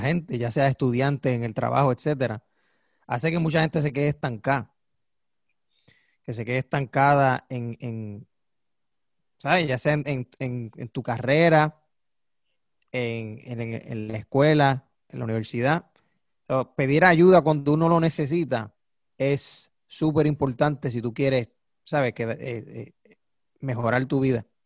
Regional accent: Puerto Rico; accent: boricua; nosotros hablamos como boricua porque somos boricua.

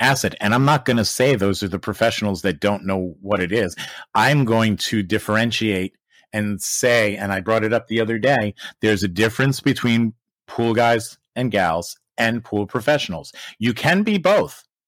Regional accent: United States; I'm American.

